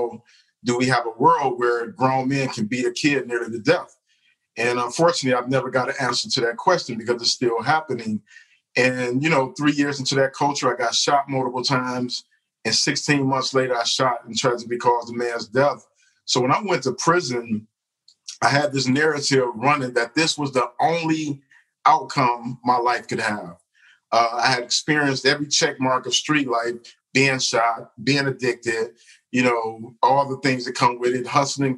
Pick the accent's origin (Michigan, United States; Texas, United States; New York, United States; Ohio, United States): Michigan, United States; Detroit; I grew up in Detroit